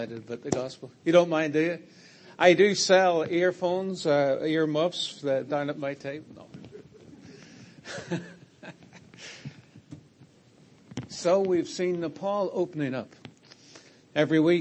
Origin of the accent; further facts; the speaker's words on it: Ireland; I'm from Ireland